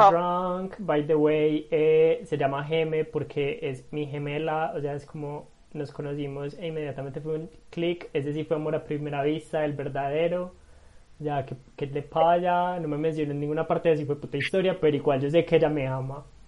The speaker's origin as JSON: {"language": "Spanish", "town": "Medellín", "region": "Antioquia", "country": "Colombia", "said": "Yo soy de Medellín, amo mi ciudad"}